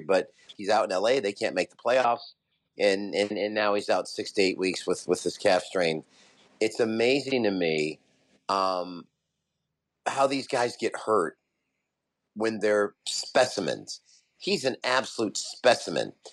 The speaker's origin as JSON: {"language": "English", "town": "Las Vegas", "region": "Nevada", "country": "United States", "said": "I'm from Vegas."}